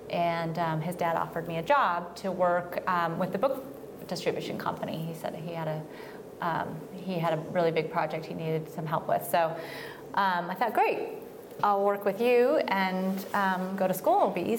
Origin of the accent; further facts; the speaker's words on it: Reno, Nevada, United States; moved away as an adult; also born or lived in Portland, Oregon; now in Oregon, United States; Yeah, I was born and raised in Northern Nevada, Reno area. Spent most of my free time in Lake Tahoe.